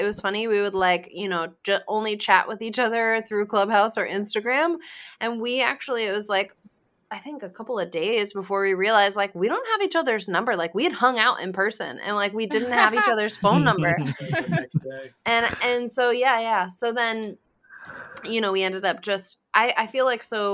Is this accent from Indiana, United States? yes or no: no; Rhode Island, United States; I'm from Rhode Island